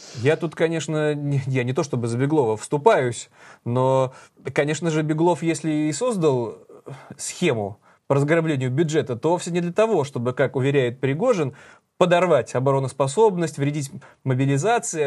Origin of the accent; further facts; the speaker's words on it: Saint Petersburg, Russia; мы петербуржцы